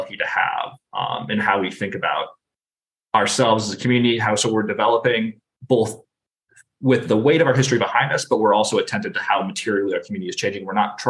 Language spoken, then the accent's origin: English; Midwest, United States; also born or lived in Little Tokyo, Los Angeles; now in Los Angeles, United States; I'm originally from the Midwest. I fled the Midwest to the West Coast.